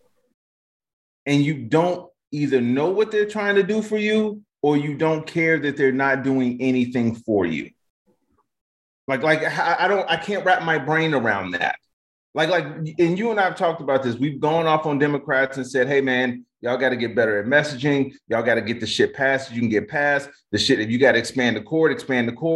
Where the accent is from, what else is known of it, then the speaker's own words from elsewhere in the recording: Chicago, Illinois, United States; I'm from Chicago